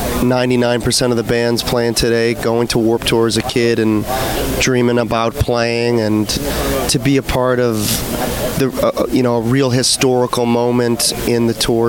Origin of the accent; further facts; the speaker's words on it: Salem, Massachusetts, United States; I'm from the Salem, Massachusetts area